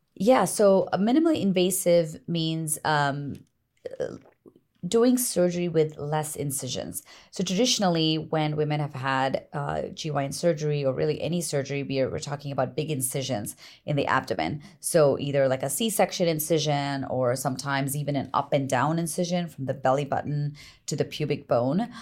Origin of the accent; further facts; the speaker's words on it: East Coast, United States; moved away as an adult; also born or lived in Massachusetts / Connecticut / Long Island, New York; now in California, United States; I'm from the East Coast originally.